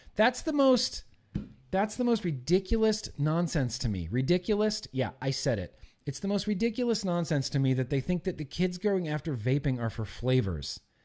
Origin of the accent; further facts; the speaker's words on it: United States; as an American